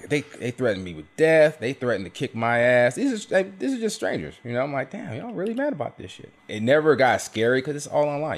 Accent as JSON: {"language": "English", "region": "South Carolina", "country": "United States", "tie": "born or raised there", "said": "I grew up in South Carolina"}